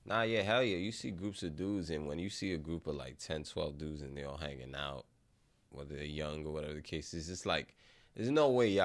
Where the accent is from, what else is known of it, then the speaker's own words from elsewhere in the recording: Bronx, New York, United States; And then we grew up in the Bronx